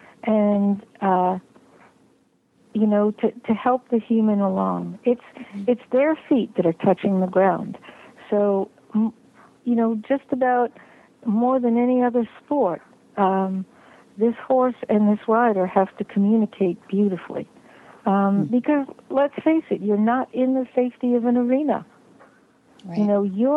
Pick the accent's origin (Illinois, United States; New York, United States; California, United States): New York, United States; New York City; I grew up in New York City.